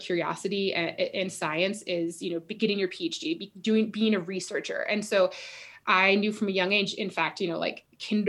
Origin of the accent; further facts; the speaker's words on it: Fort Collins, Colorado, United States; I grew up in Fort Collins, Colorado